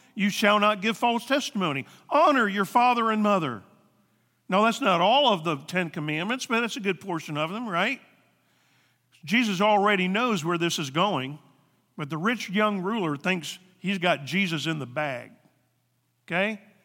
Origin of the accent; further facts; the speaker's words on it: the Bible Belt, the South, United States; now in Ohio, United States; We come from the South, the Bible Belt